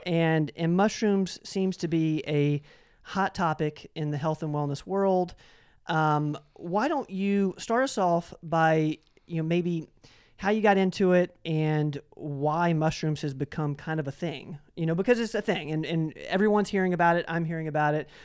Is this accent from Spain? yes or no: no; Knoxville, Tennessee, United States; the Jackson Avenue Tea Company is in my hometown of Knoxville